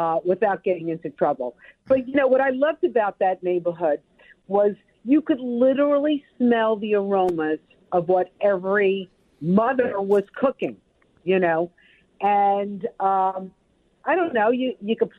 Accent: New York City, New York, United States; moved away; I have great, great memories growing up in Brooklyn, and I would still be there, except for the commute back and forth

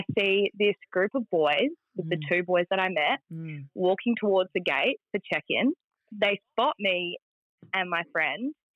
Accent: Perth, Western Australia, Australia; I'm from Perth

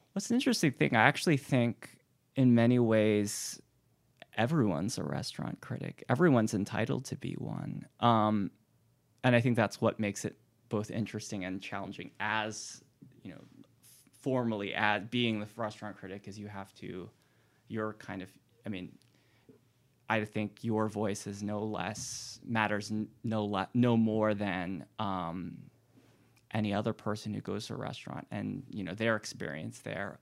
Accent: Hawaii, United States; moved away as an adult; also born or lived in New Haven / New York; now in Richmond, United States; I'm not from Richmond originally. Um, I grew up in Hawaii.

